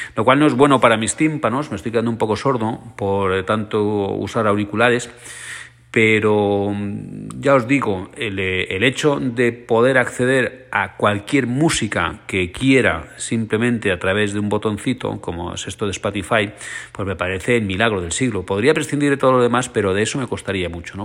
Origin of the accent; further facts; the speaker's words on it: Alicante, Valencian Community, Spain; un vinazo de mi tierra, es un vinazo alicantino